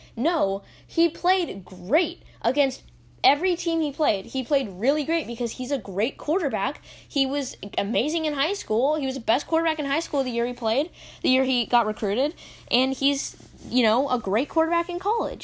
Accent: Texas, United States; I'm from Texas

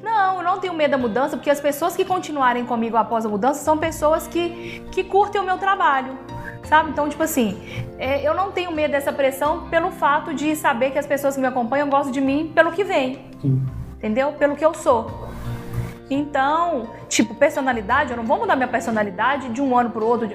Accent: Caratinga, Minas Gerais, Brazil; Sou daqui de Caratinga, trabalho muito aqui, amo ser da minha cidade, amo a minha cidade

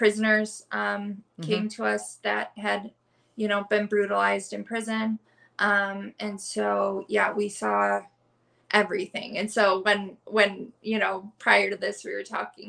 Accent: Southeast Michigan, United States; moved away as an adult; also born or lived in Los Angeles / Portland; I grew up in Southeast Michigan

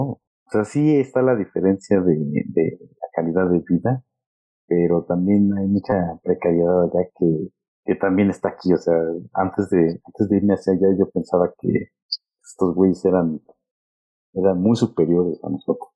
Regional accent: Mexico; moved away as an adult; also born or lived in London; qué hablamos en México

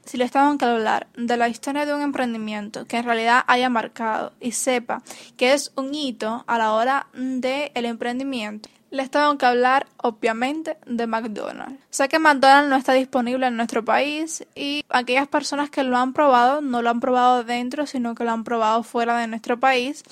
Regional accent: Cuba; los cubanos estamos muy acostumbrados

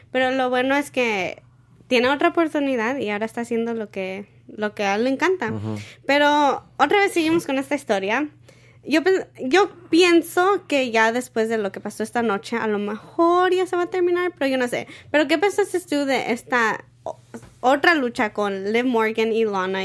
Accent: Mexico; now in San Diego, United States; yo como soy mexicana

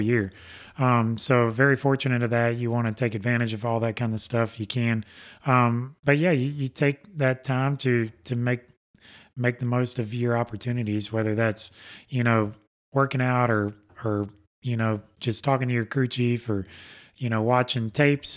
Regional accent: Alabama, United States; I'm from Alabama

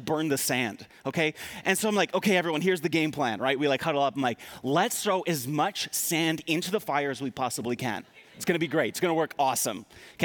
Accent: East Coast, United States; I grew up on the East Coast on an island, so I grew up, you know, as a kid on the beach a lot

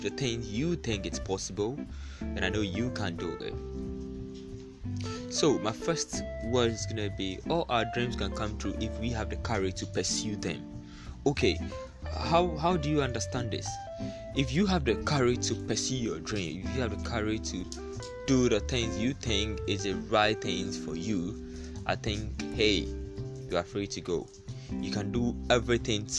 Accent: Ghana; I'm from Ghana

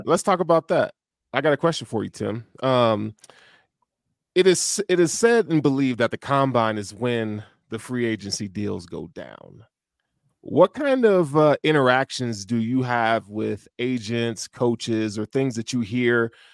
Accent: Tennessee, United States; moved away; I grew up in Tennessee, um, in the inner city

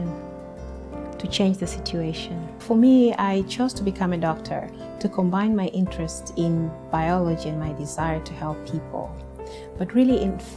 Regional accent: Tanzania; moved away; I'm from Tanzania.

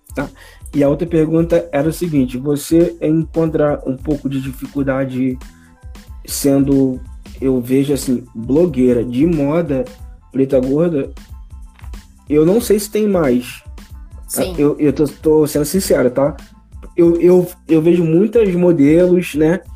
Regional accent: Petrópolis, Rio de Janeiro, Brazil; now in Rio de Janeiro, Brazil; Nascido e criado em Petrópolis

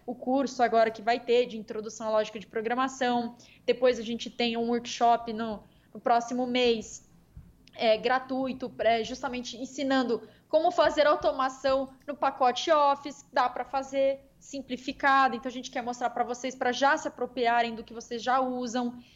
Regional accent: Campo Grande, Mato Grosso do Sul, Brazil; Campo Grande aqui, MS, minha terrinha natal aqui

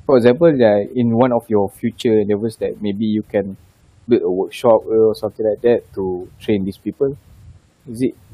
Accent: Malaysia; as a Malaysian

